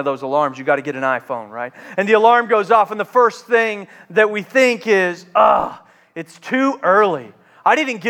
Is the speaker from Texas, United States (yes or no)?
no; Charleston, South Carolina, United States; I grew up in Charleston, South Carolina